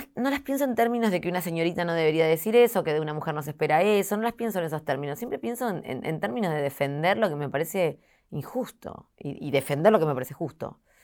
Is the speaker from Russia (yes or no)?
no; Argentina; soy muy argentina en eso